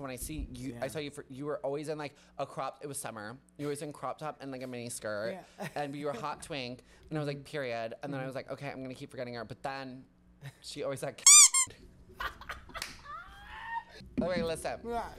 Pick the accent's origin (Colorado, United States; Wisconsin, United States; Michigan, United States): Wisconsin, United States; Milwaukee; moved away as an adult; now in New York City, United States; So I grew up in Wisconsin